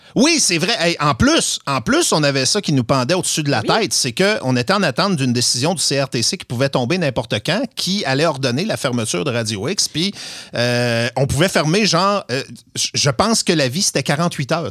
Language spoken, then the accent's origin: French; Saint-Fulgence, Quebec, Canada; je suis de Saint-Fulgence